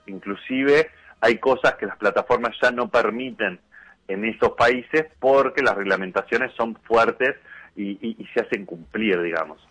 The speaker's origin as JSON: {"language": "Spanish", "country": "Uruguay"}